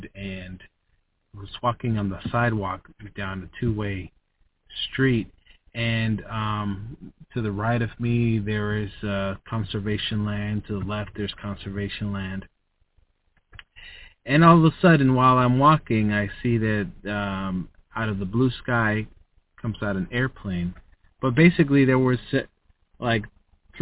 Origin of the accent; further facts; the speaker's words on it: United States; I was born in the USA. I'm an American